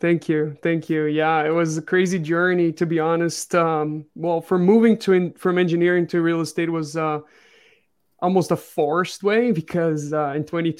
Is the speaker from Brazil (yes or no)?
yes; Brazil; English is a second language; moved away as an adult; also born or lived in France; I was born and grew in Brazil until like 2013. So for 28 years, I lived in Brazil. My father's French, so I lived a little bit in France when I was young.